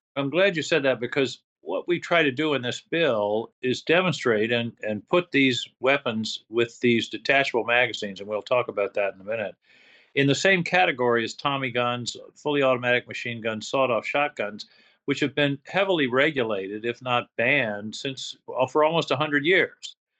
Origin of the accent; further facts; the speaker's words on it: Maine, United States; the schools in my hometown were closed